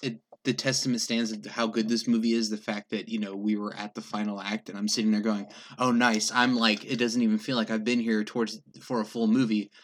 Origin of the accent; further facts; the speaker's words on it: England, United Kingdom; moved away; I grew up in England